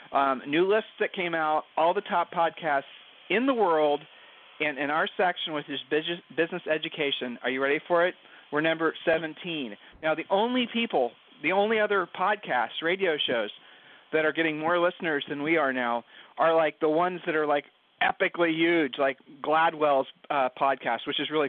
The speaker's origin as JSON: {"language": "English", "region": "Ohio", "country": "United States", "said": "from Ohio."}